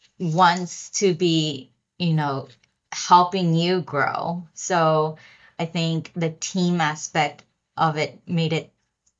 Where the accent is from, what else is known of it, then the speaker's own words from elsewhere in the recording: Lancaster, Pennsylvania, United States; now in New York City, United States; I grew up in Pennsylvania in Lancaster.